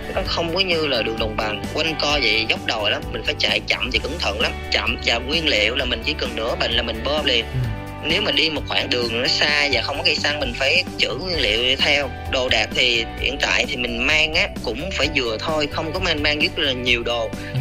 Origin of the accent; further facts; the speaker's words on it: Southern Vietnam, Vietnam; accent: southern; mình nói giọng miền nam